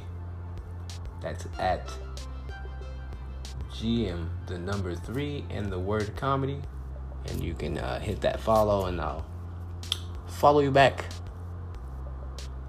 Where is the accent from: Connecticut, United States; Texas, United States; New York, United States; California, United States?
California, United States; Compton; now in Phoenix, United States; I'm originally from Compton, California